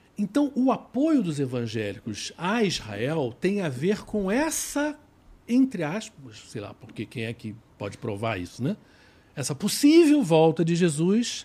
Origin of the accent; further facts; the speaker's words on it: Rio de Janeiro, Brazil; eu sou do Rio